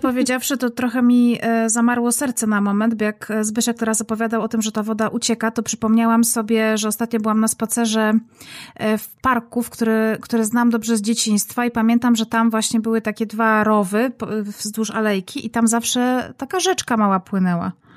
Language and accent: Polish; Silesian Voivodeship, Poland; Ja zresztą jestem z, ze Śląska